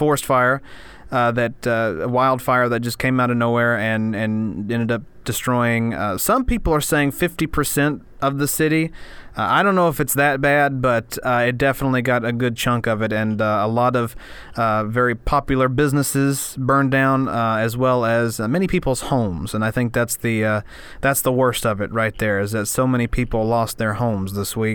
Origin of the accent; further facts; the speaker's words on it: Scott County, Tennessee, United States; my hometown in Scott County, Tennessee